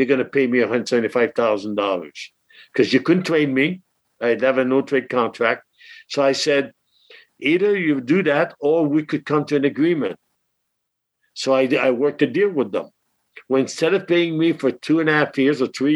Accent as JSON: {"language": "English", "town": "Lauzon", "region": "Quebec", "country": "Canada", "tie": "born or raised there", "also_born_or_lived": "Peterborough", "second_language": "English", "moved": "as an adult", "lives_now": "United States", "said": "I'm still proud of Lauzon, the small town of 18,000 people that I grew up in."}